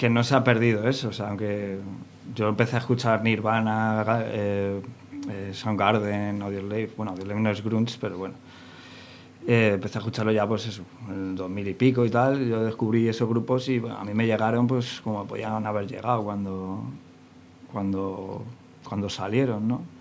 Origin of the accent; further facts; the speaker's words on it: Madrid, Community of Madrid, Spain; yo vengo de Madrid